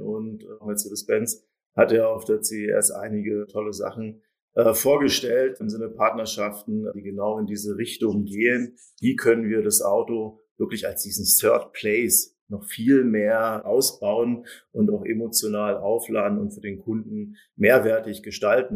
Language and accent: German; Germany; ich als Deutscher